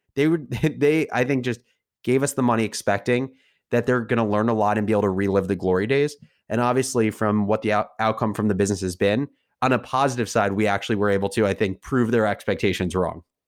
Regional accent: New Jersey, United States; I grew up in New Jersey

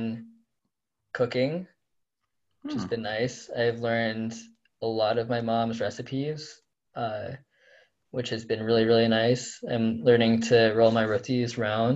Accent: Iowa, United States; now in Pittsburgh, United States; I am from Iowa.

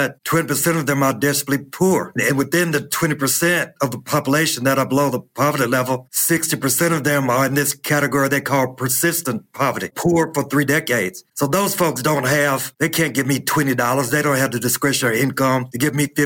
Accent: Mississippi, United States; moved away as an adult; I was born and raised in Mississippi

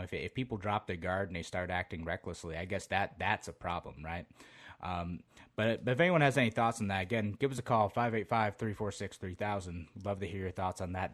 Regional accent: Utica, New York, United States; moved away as an adult; now in Rochester, United States; back where I grew up, we'd go up to, uh, Water Safari. I'm from the Utica area originally

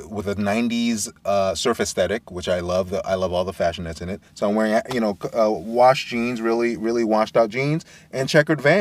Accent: Brooklyn, New York, United States; I grew up in Brooklyn

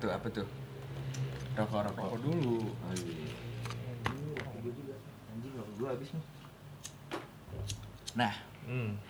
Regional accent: Bandung, West Java, Indonesia; accent: Sundanese; Karena kita emang asli Bandung. Asli Bandung, Yoi. Asli Bandung Barat

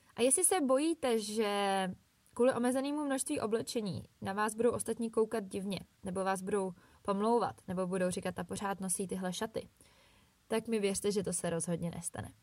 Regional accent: Bohemia, Czechia; u nás v Čechách

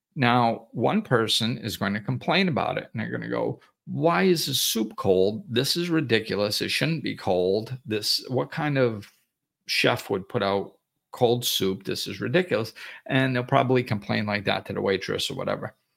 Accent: Massachusetts, United States; moved away; also born or lived in Florida; I grew up in Massachusetts

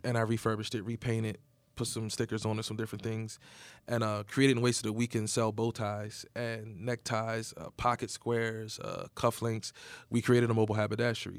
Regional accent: Egg Harbor City, New Jersey, United States; I grew up in Southern New Jersey. It's a real small town called Egg Harbor City.

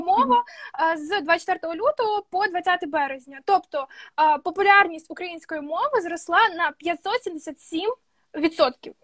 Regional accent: Mykolaiv Oblast, Ukraine; accent: surzhyk; я з Миколаївської області

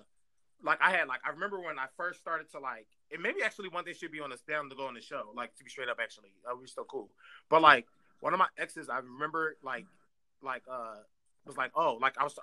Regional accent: Philadelphia, Pennsylvania, United States; I'm from West Philly

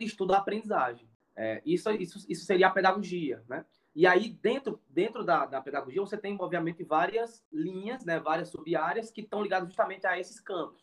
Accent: Surubim, Pernambuco, Brazil; moved away as an adult; now in Iguatu, Brazil; eu sou pernambucano, como eu falei, né? Mas atualmente eu moro no Ceará, né? Estou morando aqui na cidade de Iguatu

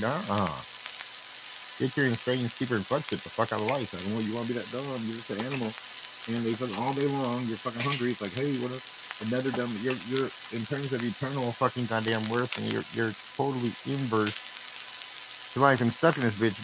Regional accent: United States; English-speaking, you know, American white boy, well, American origin

